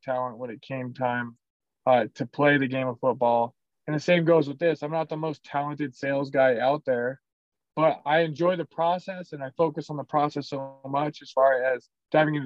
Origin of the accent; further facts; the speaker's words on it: Worden, Montana, United States; moved away as an adult; also born or lived in Arizona; now in Salt Lake City, United States; Warden, Montana. It's my hometown